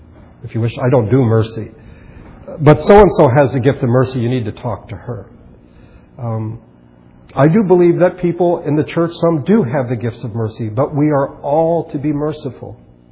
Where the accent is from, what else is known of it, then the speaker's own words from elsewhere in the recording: United States; I'm an American and I live in this country